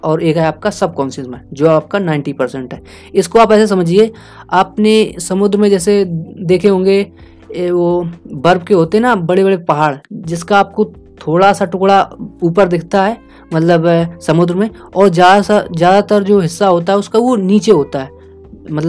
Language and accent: Hindi; India; क्योंकि देखिए हम इंडिया से हैं और हम इंडियन ऑडियंस को ये सब सुना रहे हैं